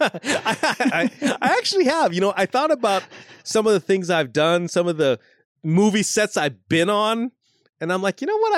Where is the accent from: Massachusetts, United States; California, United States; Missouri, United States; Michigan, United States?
California, United States; Los Angeles; so I grew up in the San Fernando Valley